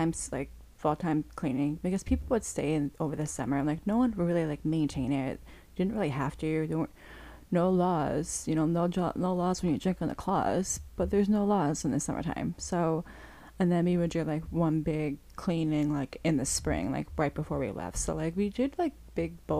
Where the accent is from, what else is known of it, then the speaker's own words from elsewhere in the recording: Long Island, New York, United States; I grew up on Long Island